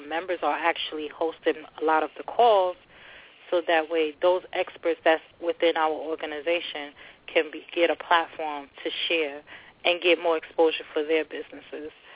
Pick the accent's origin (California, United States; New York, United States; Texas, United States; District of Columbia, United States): New York, United States; New York City; also born or lived in Long Island City, New York / Jersey City, New Jersey; now in New York, United States; My home city, my hometown is Long Island City, New York. Raised in the Bronx